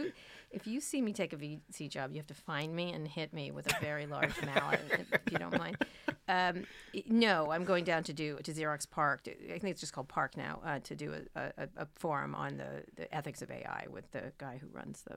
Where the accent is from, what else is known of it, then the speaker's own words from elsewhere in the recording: Philadelphia, Pennsylvania, United States; born there; also born or lived in New Jersey / Roslyn Harbor, New York; I grew up in, I was born in Philadelphia. We moved to New Jersey briefly, then to New York, to near Roslyn Harbor. It's a town in the North Shore of Long Island.